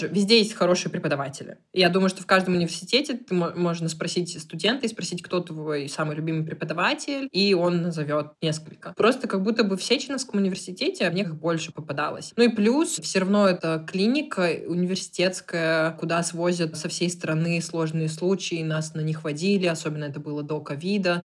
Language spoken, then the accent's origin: Russian; Perm, Perm Krai, Russia; moved away as an adult; also born or lived in Moscow; я сама из Перми